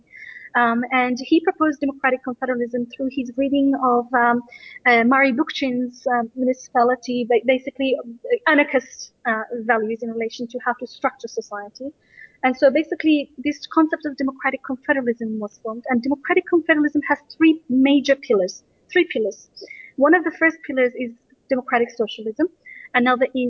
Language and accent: English; Australia; I grew up in Australia